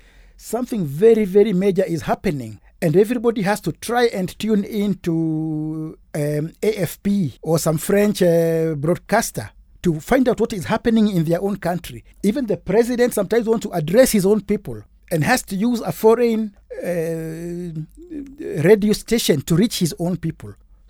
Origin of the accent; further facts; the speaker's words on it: Kenya; And I grew up in a very cosmopolitan environment, growing up from nursery school, where English, not Kiswahili or Kikuyu or Kijaluo or Kalenjin, was almost the lingua franca.